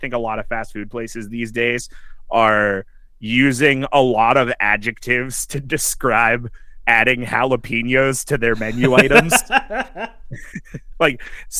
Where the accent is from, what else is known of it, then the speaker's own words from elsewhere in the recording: Western Pennsylvania, United States; I grew up in Western Pennsylvania